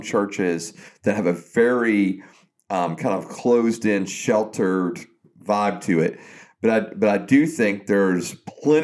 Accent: South Georgia, United States; growing up in South Georgia, hunting and fishing and playing sports

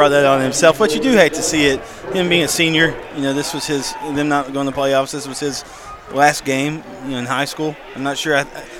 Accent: Paris, Texas, United States; I'm from Paris, so I know the program there.

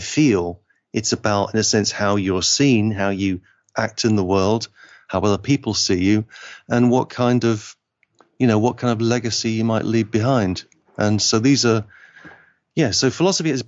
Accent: Liverpool, North West England, United Kingdom; I'm English, but I feel like my family is from Liverpool, and Liverpool is just happens to be in England

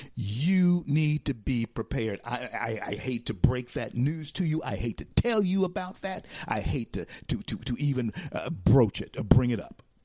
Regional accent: Louisiana, United States; I'm from Louisiana

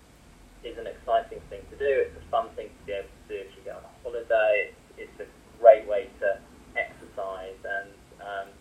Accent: Norfolk, East of England, United Kingdom; I grew up in Norfolk, and my father is Indian and my mother is German

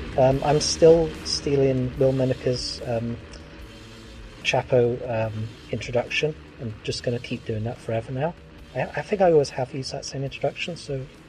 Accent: Wales, United Kingdom

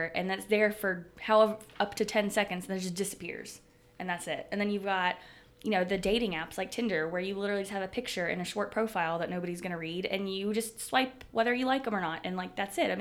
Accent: Mississippi, United States; moved away; I'm from Mississippi

